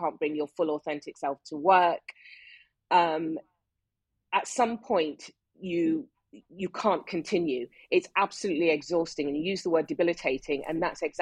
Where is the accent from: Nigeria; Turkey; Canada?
Nigeria; moved away as an adult; now in United Kingdom; I grew up in Nigeria. Even though I was born in the UK, my family left when I was 5, and I did all my education right up to university degree in Nigeria.